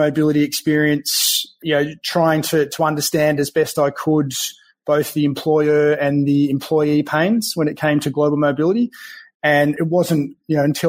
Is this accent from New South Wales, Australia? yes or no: no; country Victoria, Australia; accent: Australian; also born or lived in Melbourne, Australia; now in Bellevue, United States; I'm from Melbourne, Australia. So I grew up in country Victoria